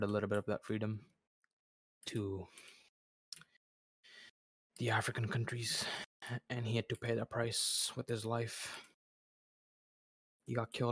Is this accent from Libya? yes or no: yes; Libya; I am from Libya.